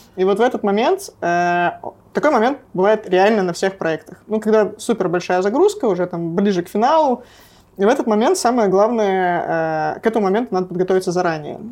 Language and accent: Russian; Nevyansk, Sverdlovsk Oblast, Russia; moved away; Я из Невьянска